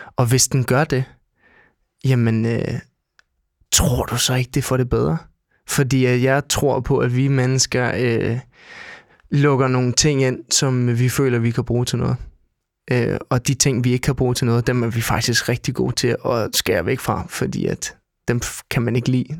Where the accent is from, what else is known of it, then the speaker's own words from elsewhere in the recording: Denmark; jeg er dansker